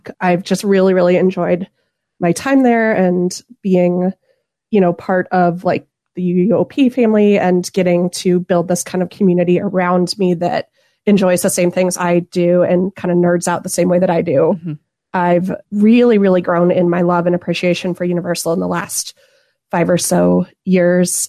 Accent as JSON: {"language": "English", "region": "Southeast Florida", "country": "United States", "tie": "born or raised there", "moved": "yes", "lives_now": "St. Louis, Missouri, United States", "said": "I'm originally from Southeast Florida"}